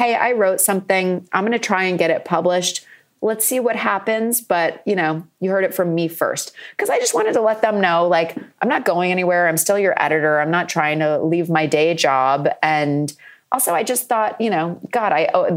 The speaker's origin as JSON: {"language": "English", "town": "Ipswich", "region": "Massachusetts", "country": "United States", "tie": "born or raised there", "said": "in Massachusetts, in my hometown of Ipswich, which is a beach town with a castle."}